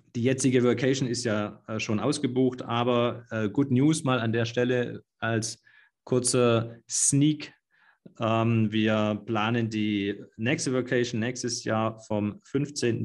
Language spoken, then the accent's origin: German; Swabia, Germany; für mich als Schwaben